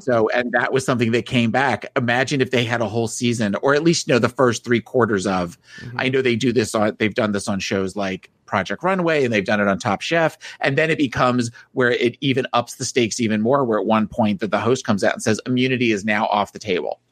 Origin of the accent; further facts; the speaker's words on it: New Jersey, United States; moved away; I was from New Jersey